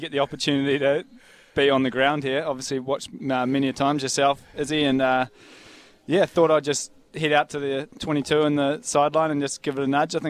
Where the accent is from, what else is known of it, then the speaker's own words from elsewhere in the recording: Kerikeri, Northland, New Zealand; So growing up in Kerikeri up north, and I played till I was about 14 or something like